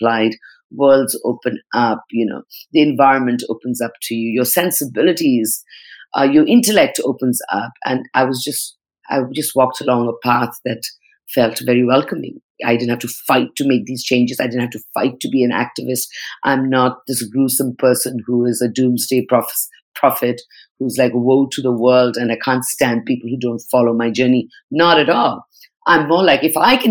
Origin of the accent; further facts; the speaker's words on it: Northeast India, India; also born or lived in Mumbai, India; now in Bali, Indonesia; I'm Nepali. I come from the Northeast.